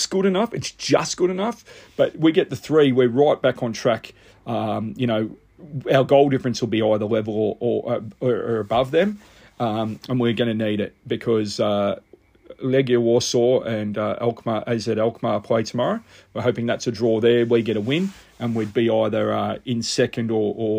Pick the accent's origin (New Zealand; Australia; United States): Australia